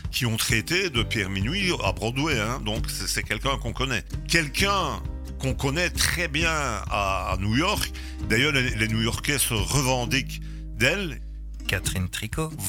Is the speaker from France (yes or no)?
no; Gerpinnes, Wallonia, Belgium; moi je suis de Gerpine.